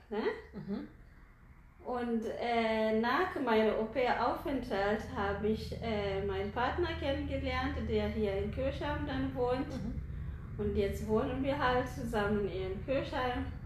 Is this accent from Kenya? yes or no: yes; Nairobi, Kenya; ich komme aus Nairobi.